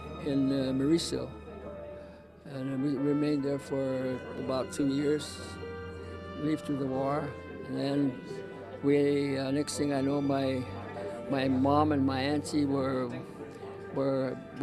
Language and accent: English; Sumay, Guam; also born or lived in Dededo / Merizo; I grew up in Sumai, and I was like 9 years old when the bomb, you know, the Japanese bombed Sumai, and so of course we took off.